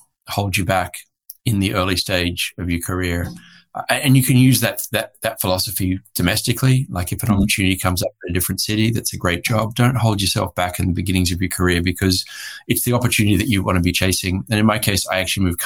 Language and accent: English; Australia; moved away as an adult; also born or lived in Hong Kong / Bangkok, Thailand; now in Santa Barbara, United States; I am an Australian, recently made an American citizen because I've been here for some time now. But I'm an Australian living in the US.